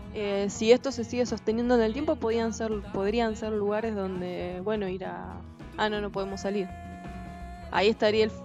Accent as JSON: {"language": "Spanish", "country": "Argentina"}